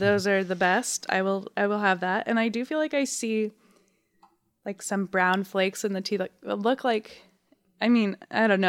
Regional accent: Dayton, Ohio, United States; I am personally from Dayton, Ohio

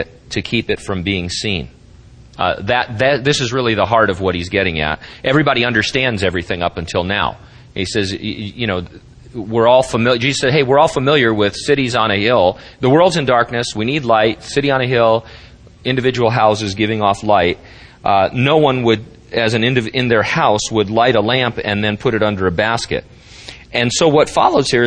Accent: Central California, United States; as an American people or as a Central California people

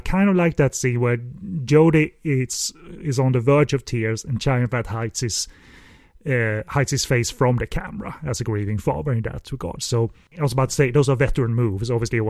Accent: Hong Kong; I came from Hong Kong. Melodrama is our bread and butter, so I can cry if you like.

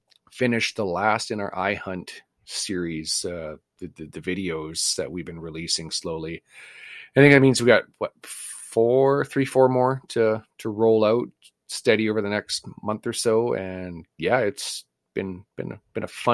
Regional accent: Canada; we're Canadian

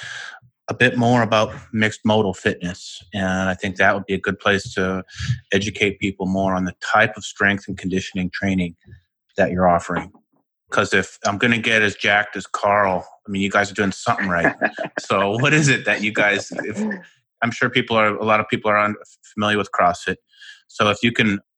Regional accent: Winnipeg, Manitoba, Canada; I'm from Winnipeg, Canada

